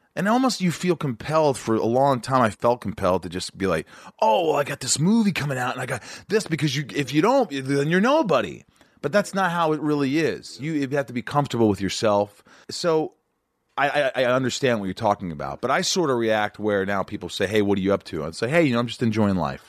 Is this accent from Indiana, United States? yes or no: yes; Evansville, Indiana, United States; moved away; also born or lived in New York; I was born in New York, I grew up in Southern Indiana